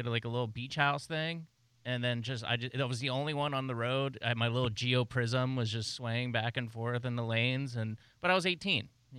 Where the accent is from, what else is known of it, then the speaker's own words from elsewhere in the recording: Florida, United States; I'm from Florida